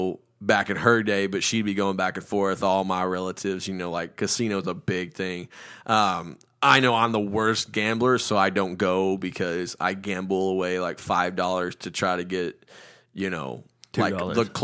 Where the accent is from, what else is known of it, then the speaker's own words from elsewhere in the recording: India; Can I tell a story? I didn't. I'm Indian. I know how to tell stories.